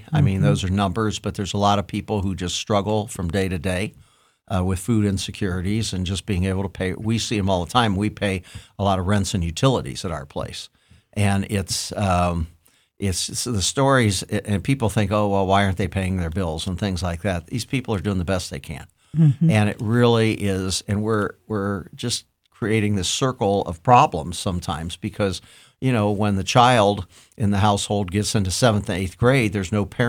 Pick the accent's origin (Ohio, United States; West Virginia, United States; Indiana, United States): Ohio, United States; Columbus; Oh, I was born and bred on the Hilltop, and I just think it's a wonderful place.